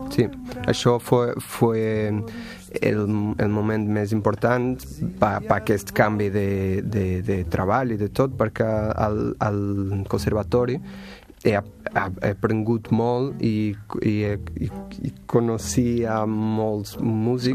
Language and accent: Catalan; Portugal; Catalan is a second language; moved away as an adult; now in Barcelona, Spain; soc de Portugal